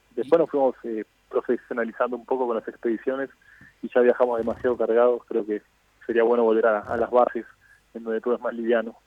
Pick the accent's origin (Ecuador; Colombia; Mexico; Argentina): Argentina; moved away; yo no me voy a volver a, Argentina